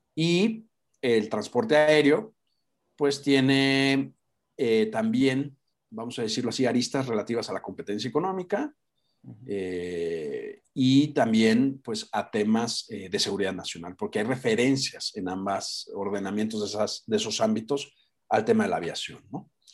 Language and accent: Spanish; Guadalajara, Jalisco, Mexico; moved away as an adult; also born or lived in Europe; now in Mexico City, Mexico; Los que somos de Guadalajara, pues somos comerciantes